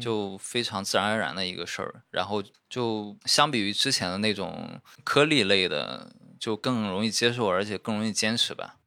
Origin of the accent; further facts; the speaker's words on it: Shandong, China; 像我们山东那边，他不光主食是米面，他就连喝的汤都是米面做的